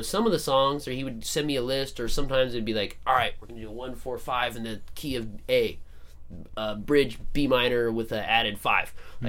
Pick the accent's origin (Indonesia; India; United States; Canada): United States; Phoenix, Arizona; So I was 17, and I used to go to this place in my hometown called Donna Jean's Libations. Where's your hometown? Phoenix, Arizona.